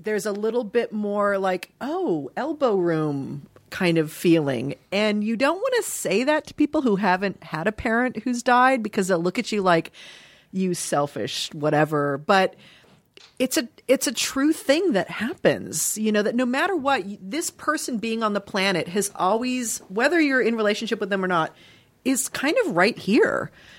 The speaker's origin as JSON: {"language": "English", "town": "Dayton", "region": "Ohio", "country": "United States", "tie": "born there", "said": "I was born in Dayton, Ohio."}